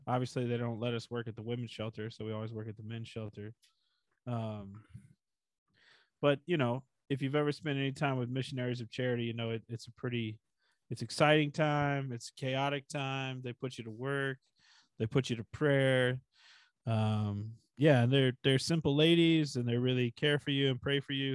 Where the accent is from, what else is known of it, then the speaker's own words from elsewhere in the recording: Kansas, United States; I'm from Kansas